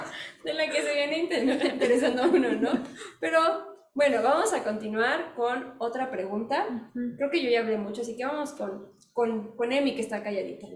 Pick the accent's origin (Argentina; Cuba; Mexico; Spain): Mexico